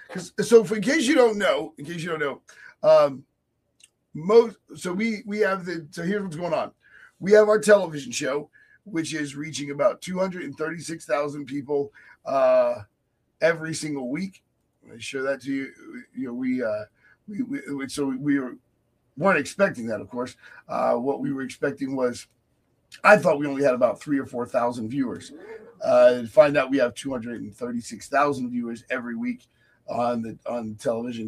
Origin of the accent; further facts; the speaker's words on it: Virginia, United States; my hometown in Virginia